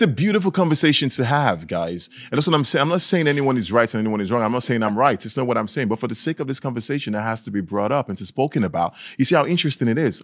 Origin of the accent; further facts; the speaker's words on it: Nigeria; now in Norway; I was raised in Nigeria